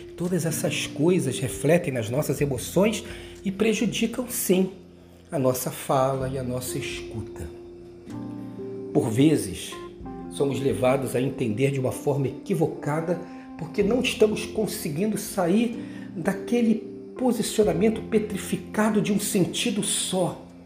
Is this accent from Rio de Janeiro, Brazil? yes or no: yes; Rio de Janeiro, Brazil; quando eu era menino lá em Bras de Pina, morava numa rua perto de uma ladeira